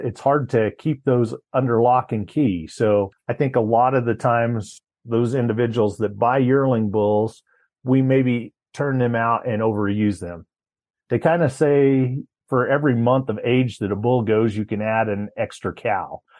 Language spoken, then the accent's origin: English; Colorado, United States; also born or lived in Laramie, Wyoming; my hometown of Carville, Colorado